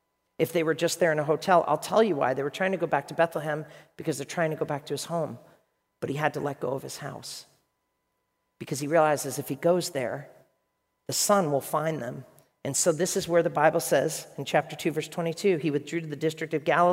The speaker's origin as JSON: {"language": "English", "country": "Ireland", "said": "Let me tell you a story, because I'm Irish."}